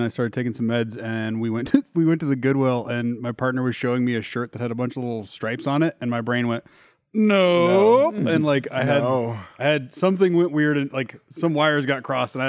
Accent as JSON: {"language": "English", "town": "Tulsa", "region": "Oklahoma", "country": "United States", "tie": "born or raised there", "said": "I grew up in Tulsa, and Tulsa has some wild shit too."}